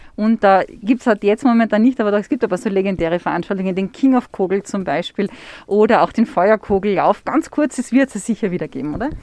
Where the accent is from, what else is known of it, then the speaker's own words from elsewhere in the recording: Upper Austria, Austria; bei uns in Oberösterreich